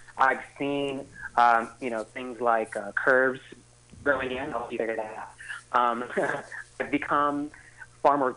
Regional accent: San Diego, California, United States; now in San Francisco Bay Area, United States; I'm originally from San Diego

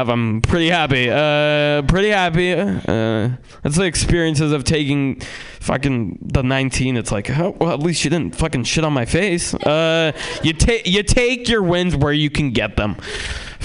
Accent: San Francisco, California, United States; also born or lived in Russia; I'm Russian, and I was born there and then moved to San Francisco

